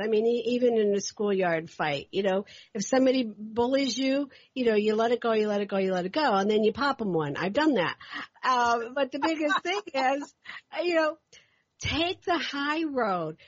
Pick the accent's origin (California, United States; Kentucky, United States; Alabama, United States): Kentucky, United States; Louisville; moved away; also born or lived in Northeast United States; I'm from from Kentucky, Louisville, Kentucky. I spent a lot of my time in the Northeast